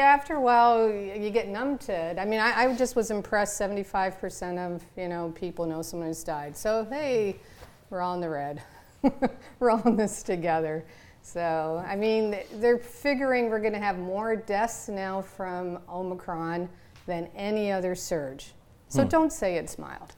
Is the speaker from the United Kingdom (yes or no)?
no; Canada; moved away; I'm from Canada